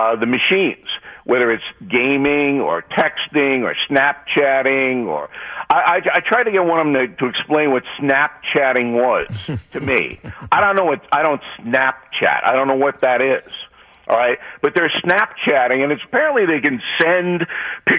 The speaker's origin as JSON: {"language": "English", "town": "Levittown", "region": "New York", "country": "United States", "tie": "born or raised there", "said": "growing up in New York, like I was in Levittown"}